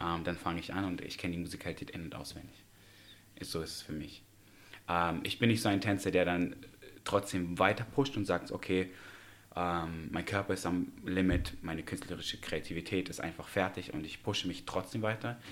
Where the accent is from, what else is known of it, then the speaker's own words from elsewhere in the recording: Tashkent, Uzbekistan; moved away; Ich komme aus Usbekistan gebürtig, aus Taschkent